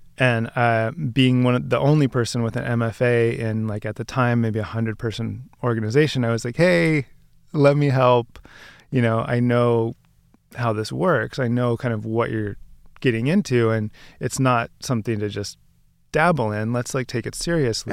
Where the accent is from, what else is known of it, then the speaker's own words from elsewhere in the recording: Bay Area, California, United States; also born or lived in Seattle; now in New York, United States; I grew up in the Bay Area